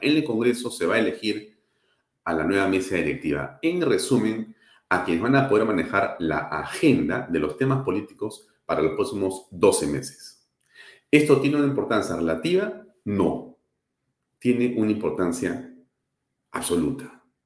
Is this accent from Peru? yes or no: yes; Peru; also born or lived in Lima; los peruanos y quienes vivimos en la capital, que también, por supuesto, somos peruanos